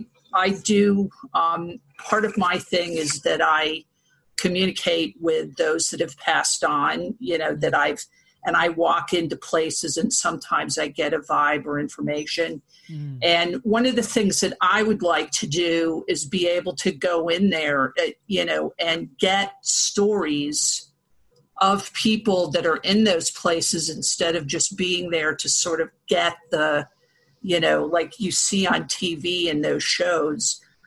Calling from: Massachusetts, United States; also born or lived in Columbus, Ohio; Well, I'm in Massachusetts right now, but I spent 20 years living in Ohio. So in Columbus.

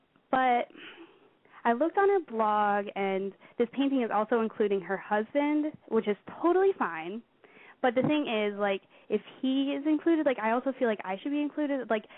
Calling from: Pennsylvania, United States; I am 18 years old, and I live in Pennsylvania.

